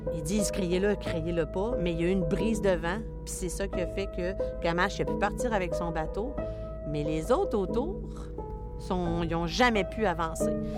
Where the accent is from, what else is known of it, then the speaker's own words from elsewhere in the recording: Anticosti, Quebec, Canada; Je suis résidente d'Anticosti.